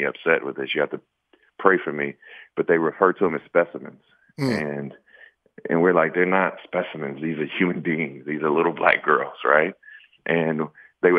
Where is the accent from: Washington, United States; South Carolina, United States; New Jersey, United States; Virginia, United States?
South Carolina, United States; I'm from South Carolina.